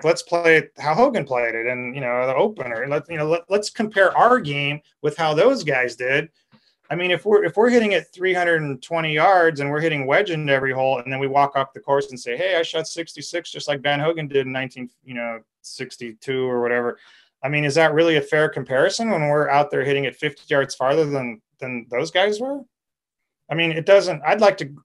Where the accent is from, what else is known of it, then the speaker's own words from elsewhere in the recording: California, United States; being a Californian